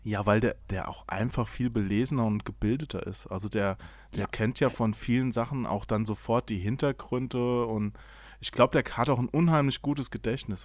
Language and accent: German; Hesse, Germany; Ich bin, ich bin Hesse, ich verschluck immer alle Endungen.